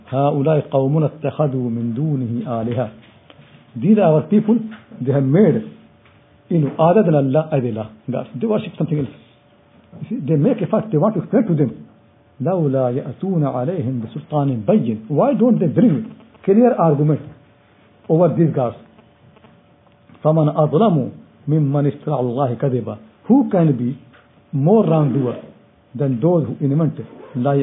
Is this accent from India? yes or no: yes; India; now in United Kingdom; I'm from India